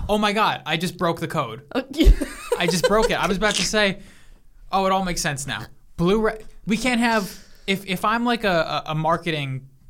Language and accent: English; Mount Vernon, United States; I came from Mount Vernon